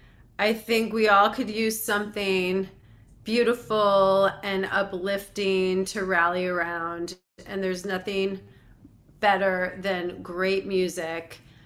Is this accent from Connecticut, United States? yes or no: yes; Connecticut, United States; Well, I'm very happy to report I'm from Connecticut originally